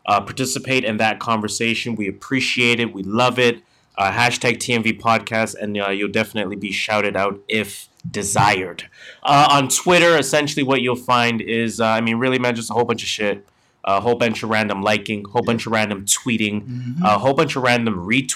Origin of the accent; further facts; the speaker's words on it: Canada; we're Canadian